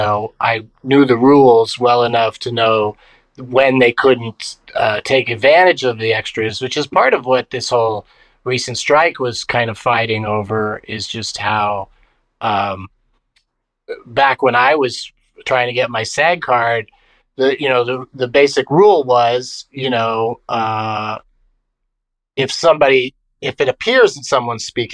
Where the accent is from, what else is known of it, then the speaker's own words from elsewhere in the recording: San Diego, California, United States; moved away as an adult; now in Los Angeles, United States; I grew up in San Diego, and when I graduated from high school, I just went to junior college in San Diego for a couple years